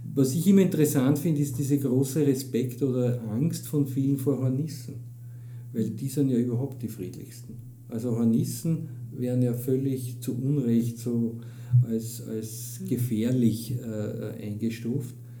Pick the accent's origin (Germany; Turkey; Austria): Austria; bei uns in Österreich